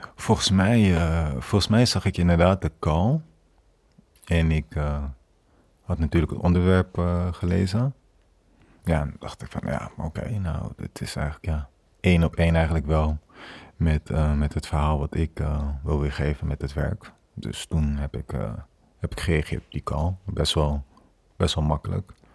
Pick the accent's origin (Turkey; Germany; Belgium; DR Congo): DR Congo; Kinshasa; now in Netherlands; ik ben toen voor een aantal weken in Kinshasa geweest, mijn geboortestad